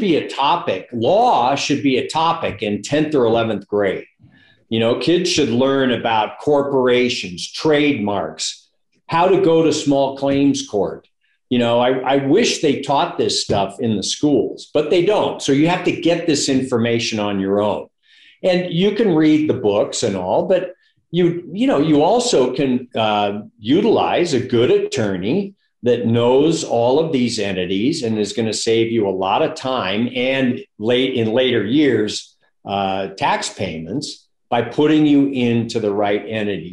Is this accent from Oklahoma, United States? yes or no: no; San Francisco Bay Area, California, United States; moved away as an adult; now in Reno, United States; I grew up in the San Francisco Bay Area, went to Berkeley